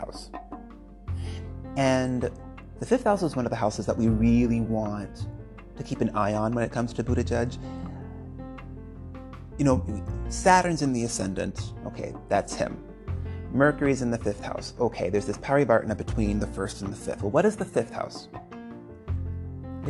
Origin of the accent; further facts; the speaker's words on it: United States; I'm American.